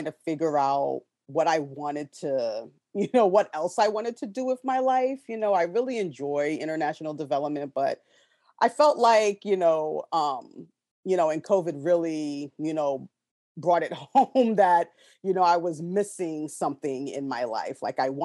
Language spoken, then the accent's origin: English; New York City, New York, United States; now in Washington, D.C., United States; I'm originally from Brooklyn, New York. I'm currently living in the DC area